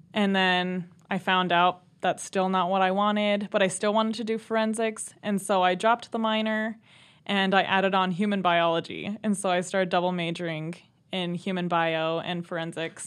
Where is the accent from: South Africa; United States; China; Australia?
United States; Browning, Montana; Yep, so I'm also from the Blackfeet Reservation. I grew up there